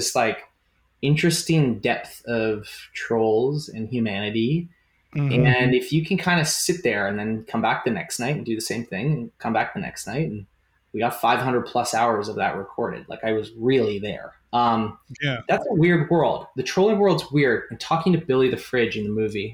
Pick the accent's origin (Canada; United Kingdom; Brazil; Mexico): Canada; I'm a Canadian